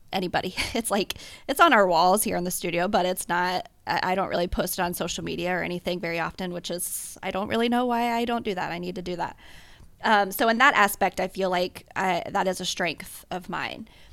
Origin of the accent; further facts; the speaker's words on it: Cincinnati, Ohio, United States; now in Columbus, United States; I was born and raised in Cincinnati